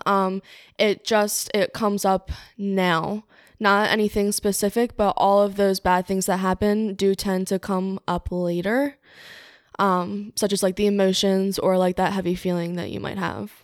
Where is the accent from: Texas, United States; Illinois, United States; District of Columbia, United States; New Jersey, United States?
New Jersey, United States; Cape May; moved away as an adult; now in Newark, United States; I'm from Cape May, New Jersey, but I'm living in Newark, Delaware right now.